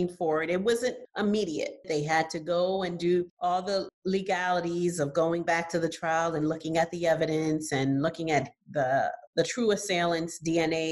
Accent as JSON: {"language": "English", "town": "New York City", "region": "New York", "country": "United States", "tie": "born or raised there", "also_born_or_lived": "Haiti", "said": "I grew up in New York City and I was a child when the Central Park Five"}